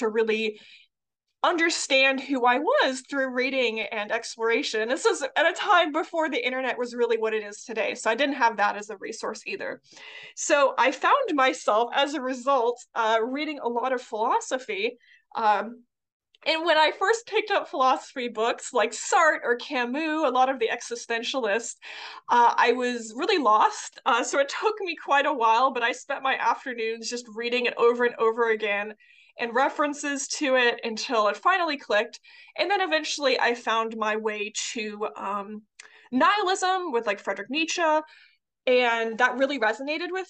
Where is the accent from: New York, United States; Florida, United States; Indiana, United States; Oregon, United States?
Florida, United States; I grew up in Florida, which was in a rather conservative area